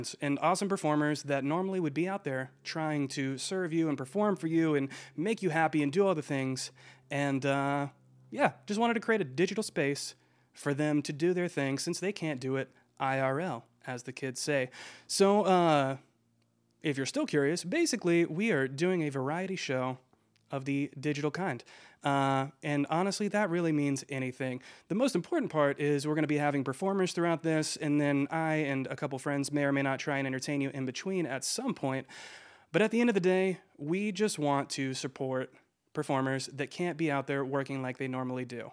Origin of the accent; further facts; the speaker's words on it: Georgia, United States; I am from Georgia